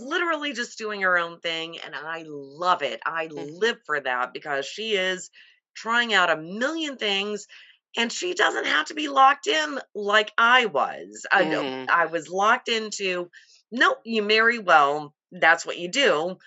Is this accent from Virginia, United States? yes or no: no; Kentucky, United States; I was born and raised in Kentucky